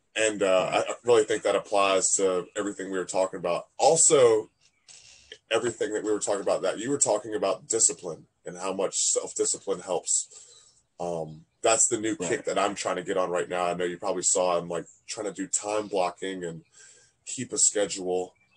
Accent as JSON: {"language": "English", "town": "Fredericksburg", "region": "Virginia", "country": "United States", "tie": "born or raised there", "said": "I'm in Virginia. My hometown, Fredericksburg"}